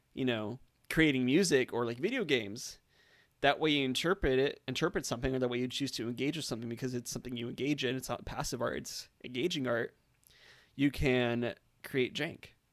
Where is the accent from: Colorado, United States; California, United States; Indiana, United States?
California, United States; Orange County; I grew up in Orange County